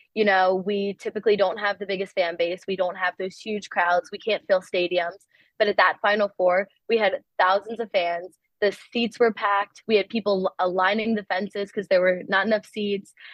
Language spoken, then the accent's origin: English; Towson, Maryland, United States; growing up in Maryland